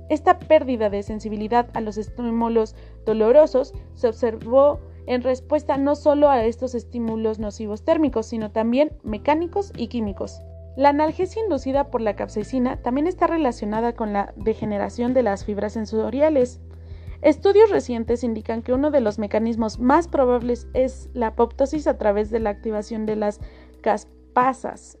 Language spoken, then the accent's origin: Spanish; Mexico; para nosotros como mexicanos